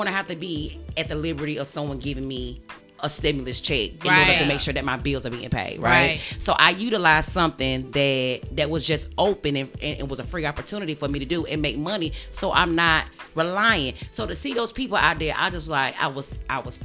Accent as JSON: {"language": "English", "town": "Augusta", "region": "Georgia", "country": "United States", "said": "we're all from Augusta, right? We still live in Augusta."}